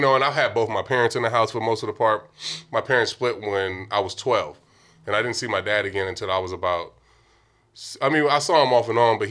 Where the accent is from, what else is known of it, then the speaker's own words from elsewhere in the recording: Vallejo, California, United States; also born or lived in Oakland; where I grew up in Vallejo